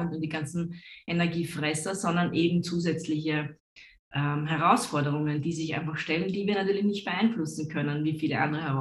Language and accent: German; Austria; weil ich selber bin ja Österreicherin.